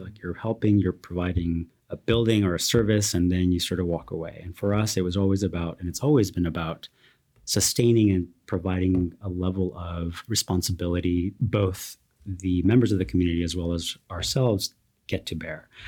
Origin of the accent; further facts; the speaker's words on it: Watsonville, California, United States; I grew up in a very, very tiny town called Watsonville in California, the Bay Area, South Bay